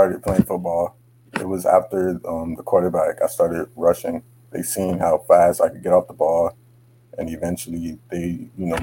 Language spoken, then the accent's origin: English; Miami, Florida, United States; also born or lived in Hollywood, Florida; I was more raised in Miami